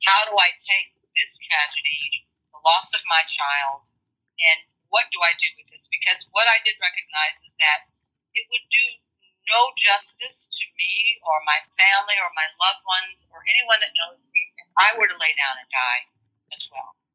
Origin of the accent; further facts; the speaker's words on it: Illinois, United States; now in Georgia, United States; I grew up in Illinois